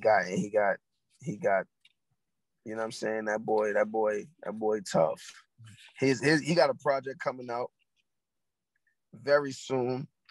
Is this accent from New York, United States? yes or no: yes; New York City, New York, United States; I'm from Harlem